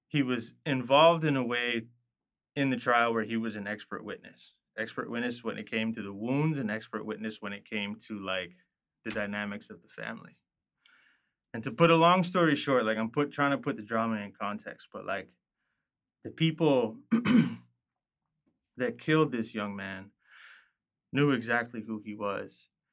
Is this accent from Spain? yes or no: no; U.S. Virgin Islands; growing up in Saint Croix